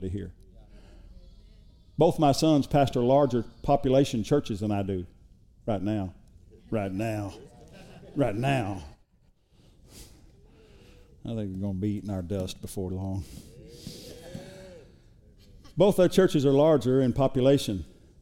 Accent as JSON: {"language": "English", "region": "Oklahoma", "country": "United States", "moved": "yes", "lives_now": "Texas, United States", "said": "we're from Oklahoma"}